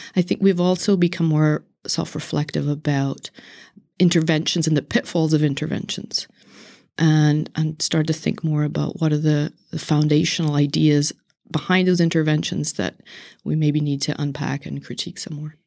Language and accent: English; Northern Ireland, United Kingdom; moved away; I'm originally from Northern Ireland